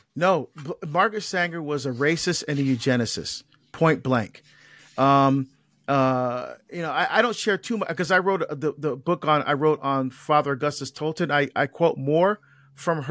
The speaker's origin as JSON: {"language": "English", "country": "Barbados", "tie": "born or raised there", "moved": "yes", "lives_now": "United States", "said": "I was born in Barbados. Like I mentioned, I'm an immigrant."}